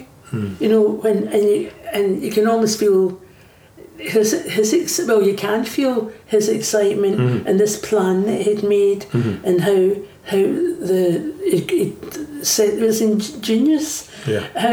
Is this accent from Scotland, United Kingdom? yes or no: yes; Old Kilpatrick, Scotland, United Kingdom; I come from Oakapatrick, so you always had the stories of the men, you know, jumping the wall in the shipyards